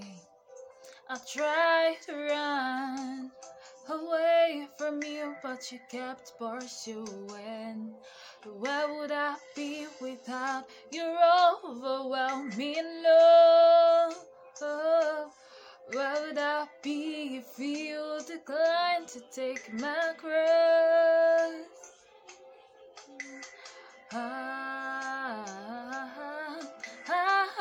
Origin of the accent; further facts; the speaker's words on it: Nigeria; I am a Nigerian